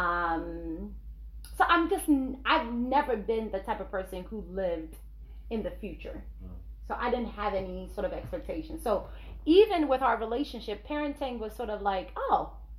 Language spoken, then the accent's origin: English; Nigeria; I'm Nigerian